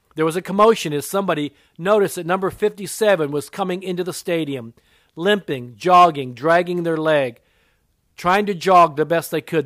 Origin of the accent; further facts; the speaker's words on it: Japan; I'm part Japanese. I was born in Japan. My mother was Japanese